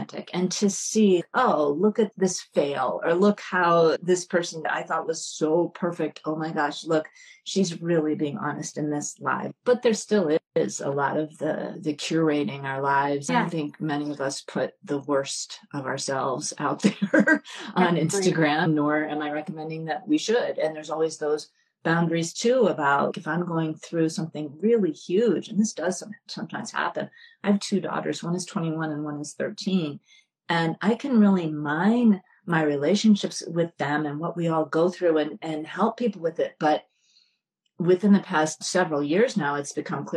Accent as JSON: {"language": "English", "region": "New York", "country": "United States", "said": "I'm from New York"}